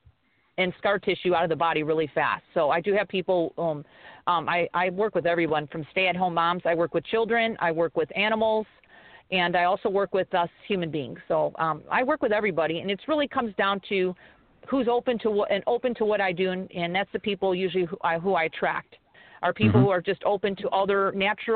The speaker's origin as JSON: {"language": "English", "town": "Chicago", "region": "Illinois", "country": "United States", "also_born_or_lived": "Pennsylvania", "moved": "yes", "lives_now": "Hawaii, United States", "said": "I'm actually originally from Chicago, but I lived there for many years"}